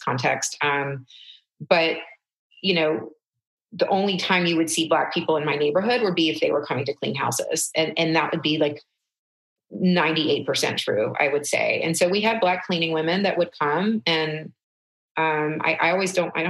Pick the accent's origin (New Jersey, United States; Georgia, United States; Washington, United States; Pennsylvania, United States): Georgia, United States; Atlanta; also born or lived in Canada; I grew up very, very sheltered, very, very, in suburban Atlanta